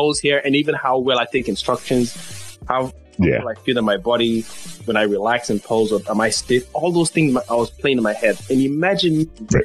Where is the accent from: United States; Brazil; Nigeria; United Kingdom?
Nigeria; accent: Nigerian; my natural Nigerian accent